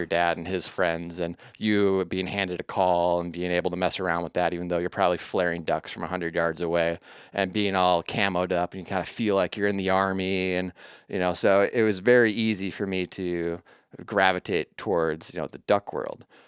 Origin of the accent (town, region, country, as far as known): southeastern Minnesota, United States; born or raised there